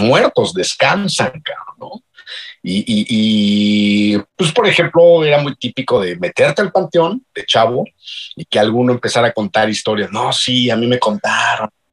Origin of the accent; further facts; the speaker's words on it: Mexico; nosotros, los, los mexicanos